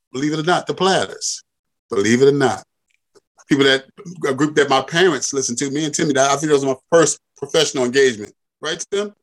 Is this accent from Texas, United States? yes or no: no; Philadelphia, Pennsylvania, United States; I'm from Philly as well